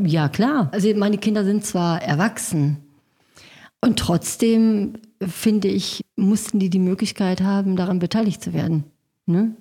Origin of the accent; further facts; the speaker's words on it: Gelsenkirchen, North Rhine-Westphalia, Germany; ich habe den größten Teil meiner Jugend in Schalke verbracht